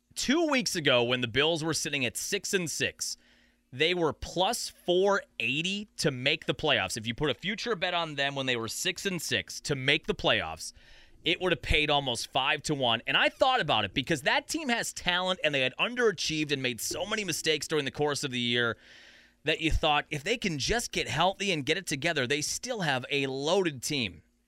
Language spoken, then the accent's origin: English; Wisconsin, United States; We're from Wisconsin.